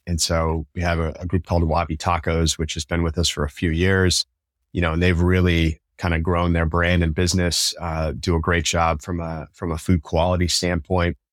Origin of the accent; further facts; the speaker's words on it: Tacoma, Washington, United States; I grew up in Tacoma, going to Tacoma Tigers games